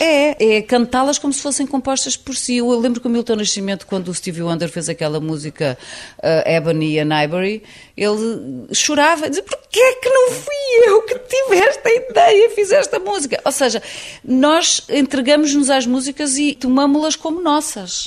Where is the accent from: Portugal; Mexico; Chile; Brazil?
Portugal; sou portuguesa